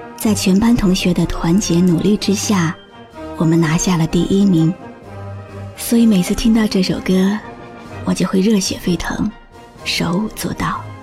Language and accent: Chinese; China; 我是中国人